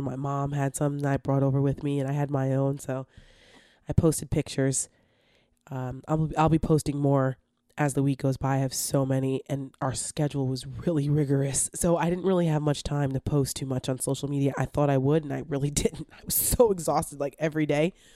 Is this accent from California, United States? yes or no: no; Paramus, New Jersey, United States; I'm from Paramus, New Jersey. It's Bergen County